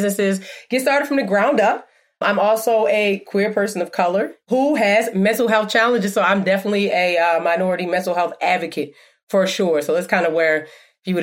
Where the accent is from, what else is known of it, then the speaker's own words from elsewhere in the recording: Anne Arundel County, Maryland, United States; also born or lived in Howard County, Maryland / Baltimore, Maryland; I grew up in Anne Arundel County, if anybody knows, in Maryland. And then grew up in Anne Arundel and Howard County, and then spent half of my life in Baltimore City.